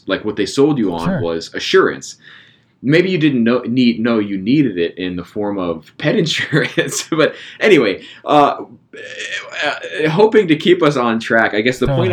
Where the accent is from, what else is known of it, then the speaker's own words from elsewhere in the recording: Pittsburgh, Pennsylvania, United States; I'm actually from Pittsburgh